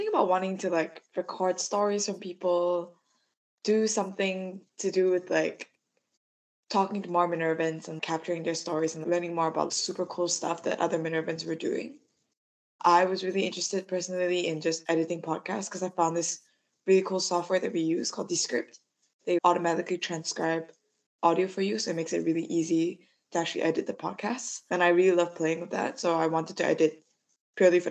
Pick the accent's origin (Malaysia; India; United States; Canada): Malaysia; I'm from Malaysia.